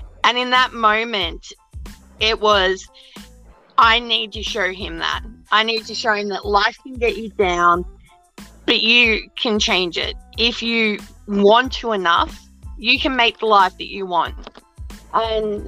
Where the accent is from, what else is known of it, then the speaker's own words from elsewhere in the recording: Australia; I'm Australian